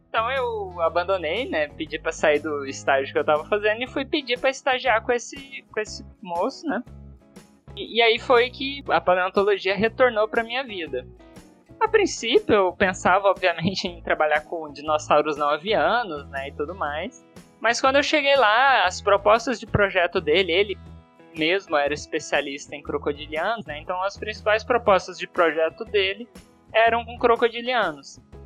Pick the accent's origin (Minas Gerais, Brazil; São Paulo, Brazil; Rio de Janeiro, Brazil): Minas Gerais, Brazil; Uberlândia; lá em Uberlândia, onde eu nasci e tava, ia fazer minha graduação